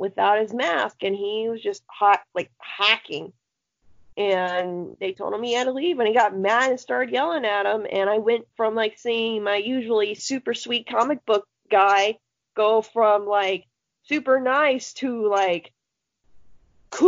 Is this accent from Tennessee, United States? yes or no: no; Florida, United States; I love my home state of orange juice